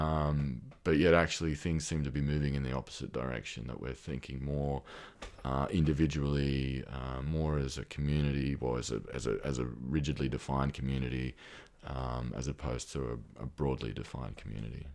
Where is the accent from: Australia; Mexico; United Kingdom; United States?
Australia; accent: Australian; moved away as an adult; I can probably hear from my accent that I'm, I'm Australian. I moved here about five years ago